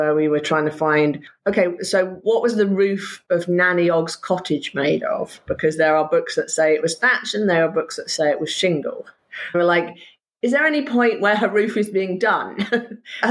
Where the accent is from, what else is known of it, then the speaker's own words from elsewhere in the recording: Somerset, South West England, United Kingdom; also born or lived in Wiltshire; I spent a lot of my time in Somerset. It was a very rural existence